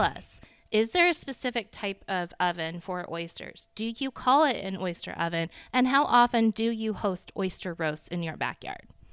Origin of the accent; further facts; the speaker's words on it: the South, United States; I'm from the South, but I'm not from Charleston